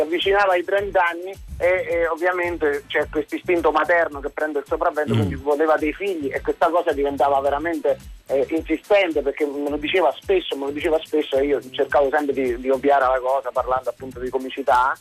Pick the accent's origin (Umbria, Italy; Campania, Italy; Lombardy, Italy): Campania, Italy; Benevento; sono di Benevento